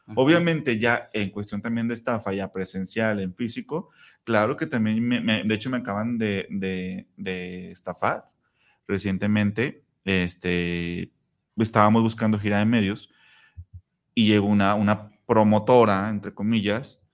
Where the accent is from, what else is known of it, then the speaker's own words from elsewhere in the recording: Zapopan, Jalisco, Mexico; mi tierra natal, en Copalita, Zapopan